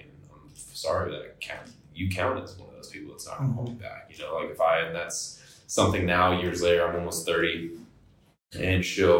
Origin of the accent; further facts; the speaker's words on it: Florida, United States; also born or lived in Atwater, California / Merced, California / Oregon / Nevada; I was born in California. I lived there for about 8 years in Central California, Atwater, Merced. Moved to Florida. Lived there majority of my adolescent years up through high school.